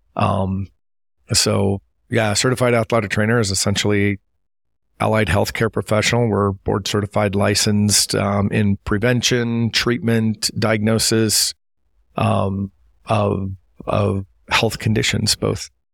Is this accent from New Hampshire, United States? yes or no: no; Appleton, Wisconsin, United States; moved away; I grew up in Appleton, Wisconsin